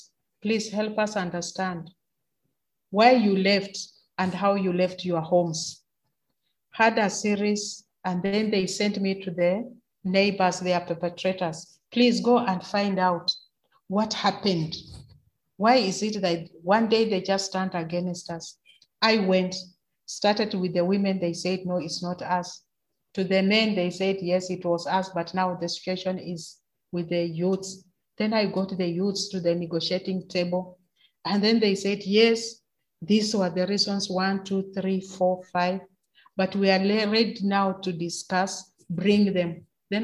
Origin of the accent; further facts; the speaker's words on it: Kenya; As a Kenyan woman